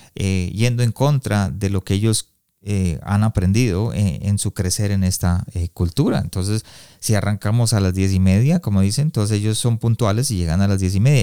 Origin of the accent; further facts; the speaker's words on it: Colombia; now in Canada; yo soy colombiano, pero vivo en Canadá